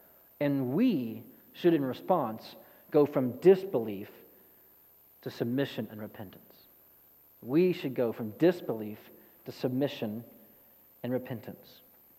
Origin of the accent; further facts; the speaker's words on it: East Texas, United States; I'm from East Texas